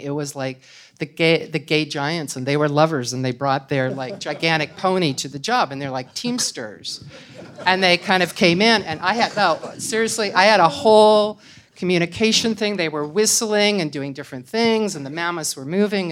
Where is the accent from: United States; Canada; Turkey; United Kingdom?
Canada; I'm Canadian, so that's, you know, it's another thing. I mean, I come from a culture that is similar to American culture but is not American culture.